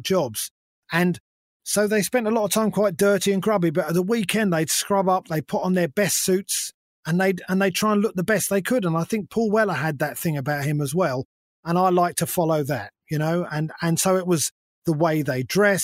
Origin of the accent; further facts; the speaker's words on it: London, United Kingdom; I've always been a London boy. I grew up in London.